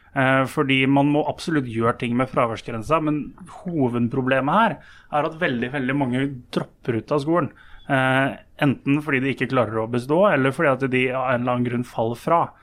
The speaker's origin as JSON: {"language": "Norwegian", "town": "Lillehammer", "region": "Innlandet", "country": "Norway", "said": "Jeg er jo sjøl fra Lillehammer."}